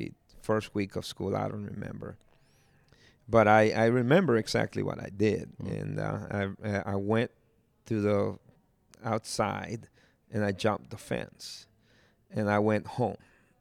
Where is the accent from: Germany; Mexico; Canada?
Mexico; Jalisco; And they're like, so where are you from? And I'm from Cojula, Jalisco. So it's like, what? It's like, yeah, I'm from Cojula, Jalisco.